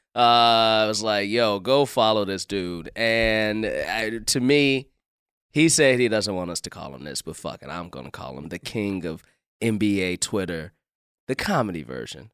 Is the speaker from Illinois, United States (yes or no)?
yes; Chicago, Illinois, United States; now in Los Angeles, United States; I'm from Chicago, and I grew up during the Jordan time.